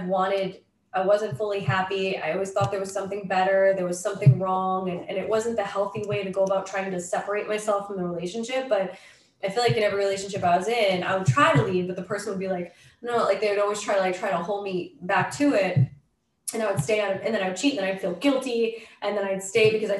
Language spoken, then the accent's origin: English; Massachusetts, United States; moved away as an adult; also born or lived in Los Angeles; now in Montana, United States; I was born in Massachusetts.